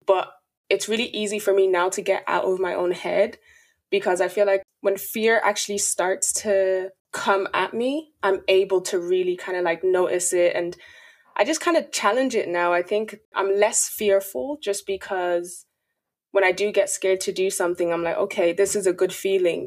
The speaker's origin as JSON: {"language": "English", "town": "Dublin", "region": "Leinster", "country": "Ireland", "also_born_or_lived": "Nigeria", "said": "I'm from Dublin, Ireland"}